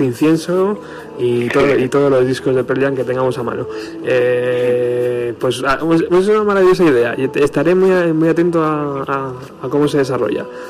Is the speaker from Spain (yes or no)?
yes; Spain; fan español